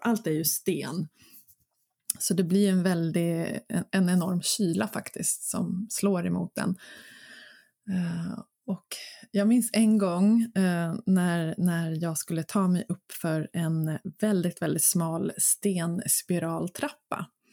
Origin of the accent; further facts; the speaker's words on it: Mörby castle ruin area, Stockholm County, Sweden; Det är mina hemtrakter. Eh, där var jag väldigt mycket som barn